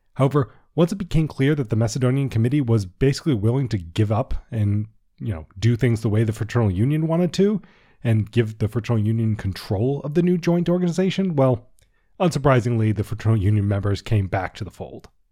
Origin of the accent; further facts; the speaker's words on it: Washington, District of Columbia, United States; I'm also from Washington, D C.